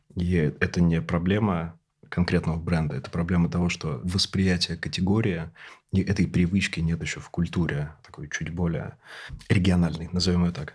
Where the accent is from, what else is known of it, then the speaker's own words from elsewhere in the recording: Siberia, Russia; Я, тоже из региона, я сибиряк